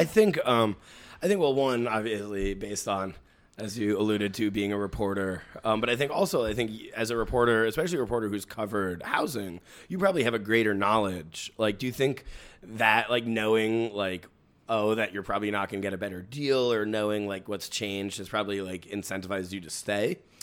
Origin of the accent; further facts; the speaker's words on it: New York City, New York, United States; As a native New Yorker